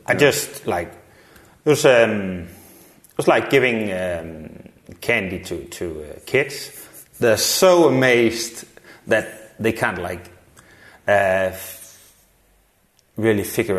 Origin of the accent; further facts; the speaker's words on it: Denmark; moved away as an adult; now in Copenhagen, Denmark; I grew up in Jutland, several places, but... Yeah. I moved to Copenhagen